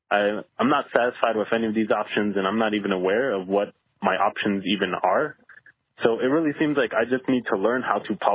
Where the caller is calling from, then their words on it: Seattle, Washington, United States; I'm calling from Seattle.